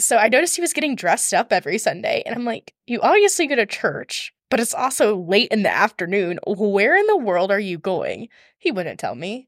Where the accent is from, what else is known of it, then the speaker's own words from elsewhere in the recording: Georgia, United States; also born or lived in Atlanta, Georgia / Rome, Georgia; I was born and raised in Georgia